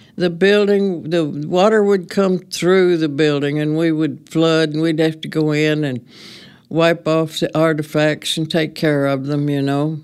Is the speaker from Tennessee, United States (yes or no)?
yes; Reeves, Tennessee, United States; also born or lived in Union City, Tennessee / Memphis, Tennessee; I was born in Union City because my great-grandmother delivered me, and I was raised in Reeves